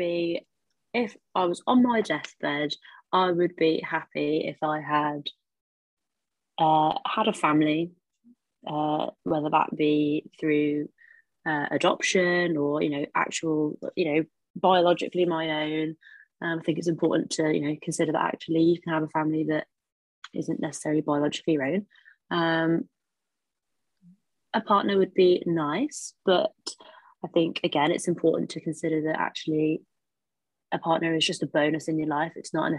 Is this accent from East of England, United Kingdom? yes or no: no; Wolverhampton, West Midlands, United Kingdom; accent: Black Country; moved away as an adult; now in Worcester, United Kingdom; from Wolverhampton. It's relatively deprived. I'm from central Wolverhampton